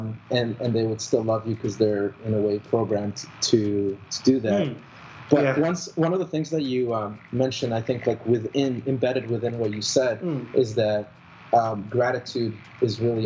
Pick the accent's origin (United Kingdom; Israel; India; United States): Israel; now in Canada; I was born in Israel, but my whole life I was very secular